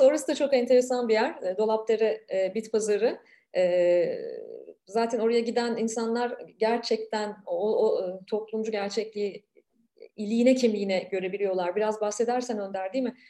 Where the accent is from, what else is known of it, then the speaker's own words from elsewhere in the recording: Ankara, Turkey; Ankara'da, e, çok iyi bilirim arka mahalleleri.